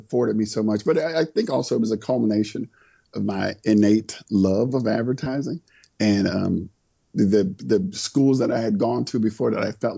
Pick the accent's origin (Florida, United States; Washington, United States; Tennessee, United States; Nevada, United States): Florida, United States; St. Petersburg; now in Atlanta, United States; I grew up in Florida, St. Petersburg, Florida